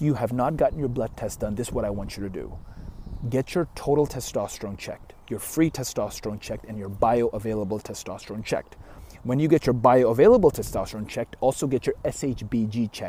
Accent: Canada; I'm Canadian

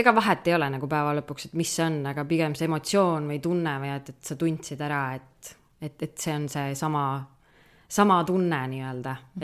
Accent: Kudjape, Saare County, Estonia; meil see huud, kus ma üles kasvasin, oli Kudjape

